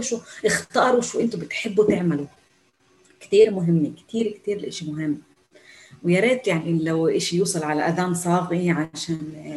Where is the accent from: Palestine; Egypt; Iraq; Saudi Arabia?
Palestine; first language Arabic; نحن النساء الفلسطينيات بالجامعات الاسرائيليه